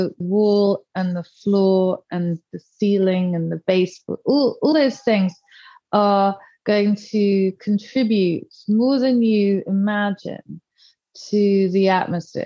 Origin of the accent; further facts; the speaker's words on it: South of England, United Kingdom; I grew up in the south of England